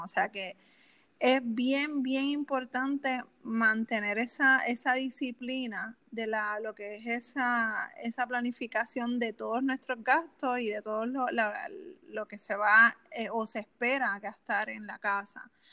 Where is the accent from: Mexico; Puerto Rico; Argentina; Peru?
Puerto Rico; Canóvanas; Pues yo soy de Canóvanas, Puerto Rico.